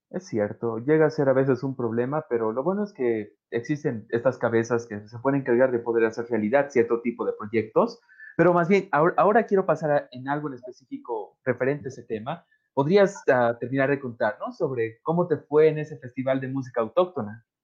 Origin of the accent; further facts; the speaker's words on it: Bolivia; yo soy boliviano por si acaso, sé que las personas nos están escuchando también, pero es como la hora boliviana.